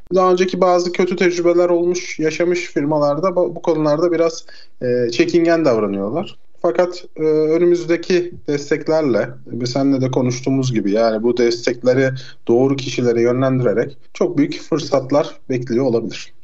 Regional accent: Aydın, Turkey; moved away as an adult; now in London, United Kingdom; Aydın'ın nüfusu bile 1 milyon. Benim memleketim olduğu için söylüyorum.

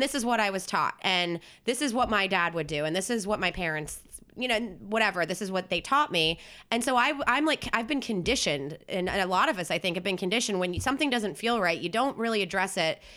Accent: New Jersey, United States; moved away; I'm from South Jersey, which is basically, like, a suburb of Philly

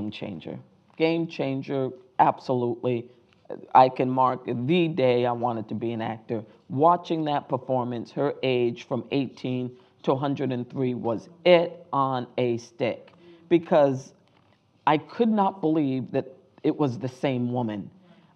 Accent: Rhode Island, United States; came out of Rhode Island, my hometown

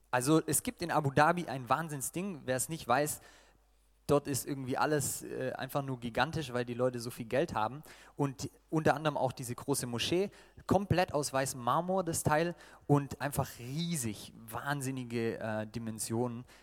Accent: Baden-Württemberg, Germany; nachdem sie gemerkt haben, ich bin Schwabe und wir haben da was gemeinsam mit den Dialekten

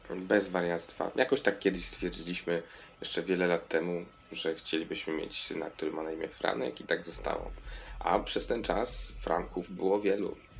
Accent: Piotrków Trybunalski, Łódź Voivodeship, Poland; now in Kraków, Poland; Z Piotrkowa Trybunalskiego

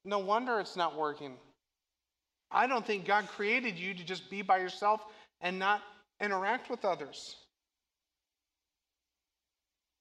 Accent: Moweaqua, Illinois, United States; I grew up in Mahwikwa

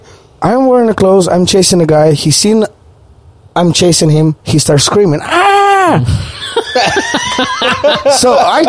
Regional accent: Ukraine; English is a second language; moved away; also born or lived in Australia; I'm only one Ukrainian person on campus

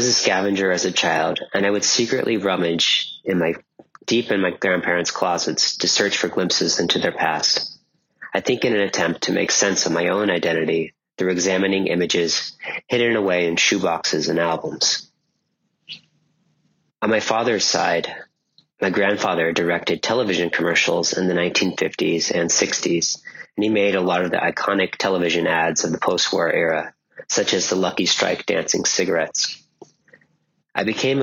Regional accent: California, United States; also born or lived in Manhattan, New York / Jackson Heights, Queens, New York; now in Queens, New York, United States; my hometown in California

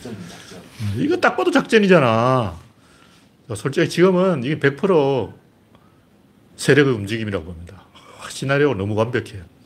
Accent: South Korea; 우리 한국인은

